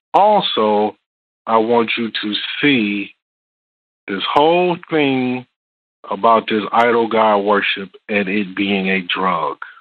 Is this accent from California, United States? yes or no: no; Detroit, Michigan, United States; I'm from Detroit